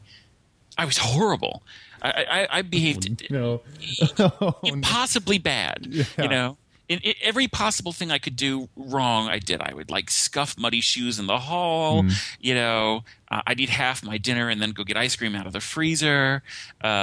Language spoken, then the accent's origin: English; New Jersey, United States; I grew up in the New Jersey area.